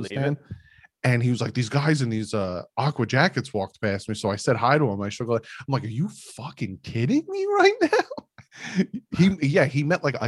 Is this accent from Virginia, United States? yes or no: no; Bayonne, New Jersey, United States; I went to Bayonne High School